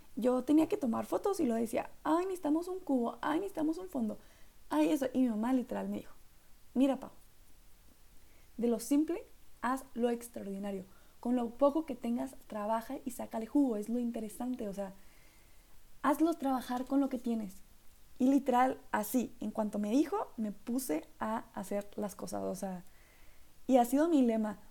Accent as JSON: {"language": "Spanish", "region": "northern Mexico", "country": "Mexico", "accent": "norteño", "said": "mi acento norteño"}